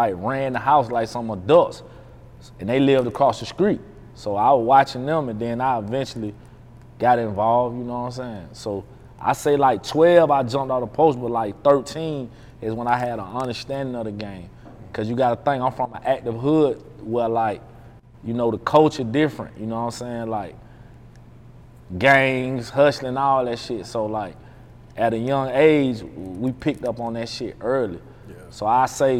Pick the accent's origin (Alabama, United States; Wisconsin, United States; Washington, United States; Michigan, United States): Alabama, United States; Montgomery; also born or lived in Birmingham, Alabama; I'm from Montgomery originally, man, but you know, I lived in Birmingham too